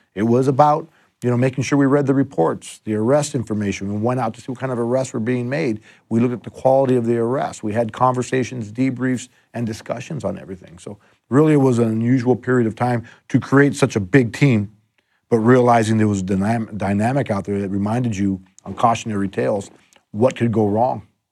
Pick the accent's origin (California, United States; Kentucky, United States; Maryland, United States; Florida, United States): California, United States; Los Angeles; also born or lived in La Puente / West Covina; I've been an L A kid my whole life. I was born in, uh, East L A in, uh, Belvedere Heights